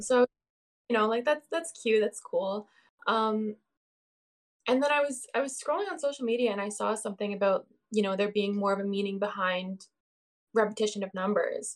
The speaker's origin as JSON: {"language": "English", "country": "Canada", "said": "I'm a Canadian"}